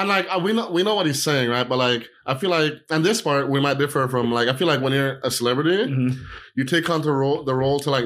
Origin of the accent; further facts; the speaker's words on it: Jamaica; I'm Jamaican